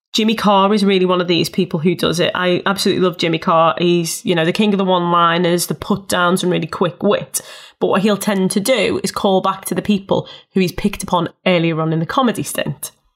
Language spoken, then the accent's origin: English; Liverpool, North West England, United Kingdom; I'm from Liverpool and I'm a Scouser.